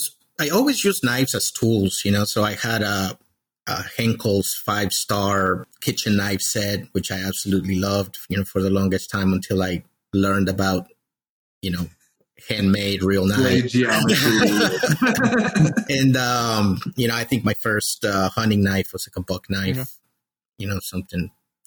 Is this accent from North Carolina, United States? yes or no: no; Maryland, United States; also born or lived in El Salvador; So, I was born in El Salvador originally, and I lived there until I was 11 years old, in the middle of a civil war. Then I came to the U.S. under political asylum in 89 and, grew up here in the Maryland, Washington, D.C. area.